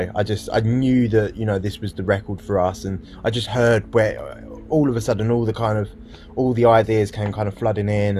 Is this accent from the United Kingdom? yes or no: yes; United Kingdom; a British guy